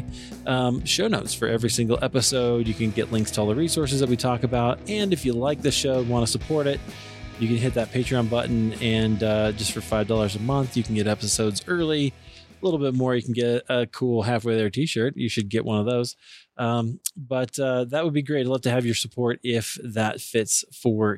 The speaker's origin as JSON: {"language": "English", "region": "Iowa", "country": "United States", "said": "I'm from Iowa"}